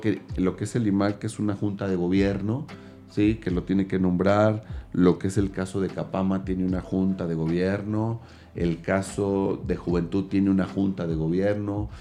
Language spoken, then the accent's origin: Spanish; Mexico; nos da una identidad como mexicanos y como mexicanas.